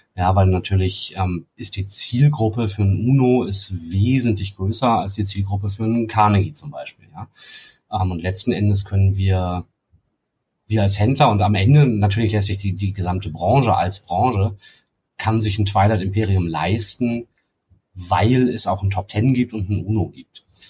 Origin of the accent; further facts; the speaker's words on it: Hamburg, Germany; moved away as an adult; now in Freiburg, Germany; ich komme ursprünglich aus Hamburg